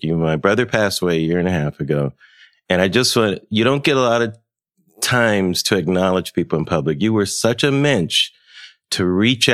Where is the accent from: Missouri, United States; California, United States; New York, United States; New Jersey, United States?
California, United States; Pomona; I grew up in Los Angeles. My parents are from Chicago, but I grew up in Pomona